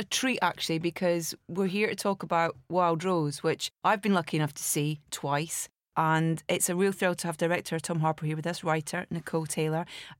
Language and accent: English; Scotland, United Kingdom; I definitely experienced as a young girl growing up in a little fishing village in Scotland